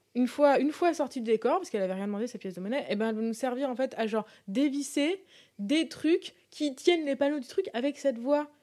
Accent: France; Nous, en tant que Français

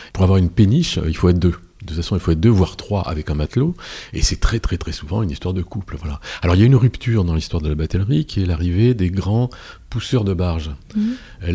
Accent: Paris, Île-de-France, France; je suis parisien

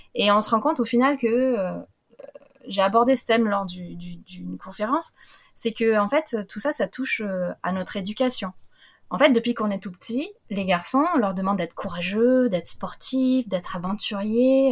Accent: France; moi en tant que petite française

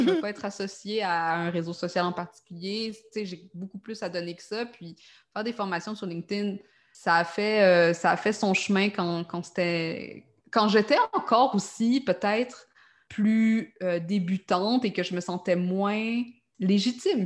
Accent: Quebec, Canada; accent: Québécois; also born or lived in Montreal; Par mon accent, vous avez hein? peut-être compris que je suis québécoise, donc j'habite à Montréal.

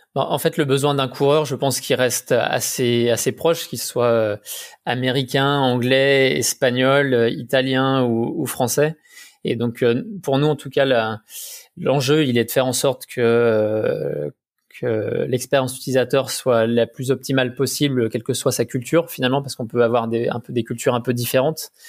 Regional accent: Haute-Savoie, Auvergne-Rhône-Alpes, France; je viens, de Savoie, de Haute-Savoie

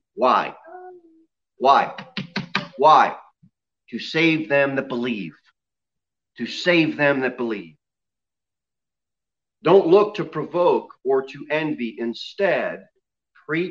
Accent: the South, United States; I'm from the South

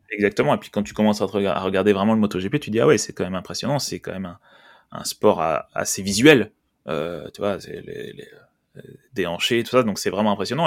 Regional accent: France; en tant que français

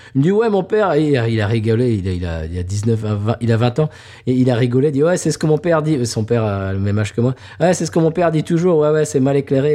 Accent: Claye-Souilly, Île-de-France, France; moved away; also born or lived in Lagny-sur-Marne; Je suis né à Lagny-sur-Marne, monsieur, mhm. et là, je suis allé au collège de Clé-Souilly, le collège des Tilleuls

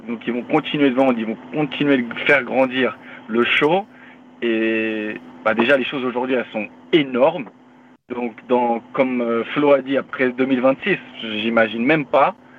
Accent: Paris, Île-de-France, France; moved away as an adult; now in Philadelphia, United States; je viens de Paris, 78, je représente

